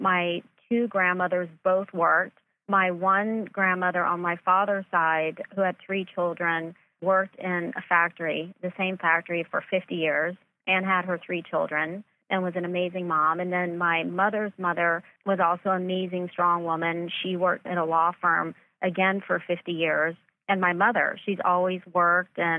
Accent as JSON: {"language": "English", "town": "Myrtle Beach", "region": "South Carolina", "country": "United States", "tie": "born or raised there", "moved": "yes", "lives_now": "Los Angeles, United States", "said": "I grew up in Myrtle Beach, South Carolina."}